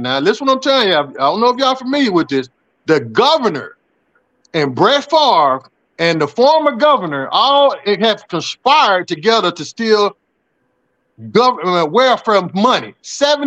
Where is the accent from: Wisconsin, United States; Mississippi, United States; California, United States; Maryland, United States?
Mississippi, United States; Jackson; also born or lived in Rankin County, Mississippi; I grew up in Jackson, Mississippi.